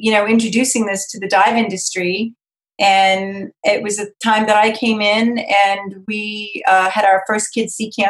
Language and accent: English; Cape Cod, Massachusetts, United States; I'm originally from Cape Cod, Massachusetts, so I was born and raised on the ocean